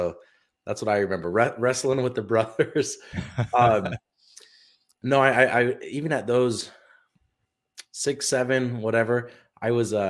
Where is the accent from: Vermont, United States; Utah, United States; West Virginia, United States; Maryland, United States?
Utah, United States; Yeah, and I grew up in Utah. So good state, a lot of outdoors things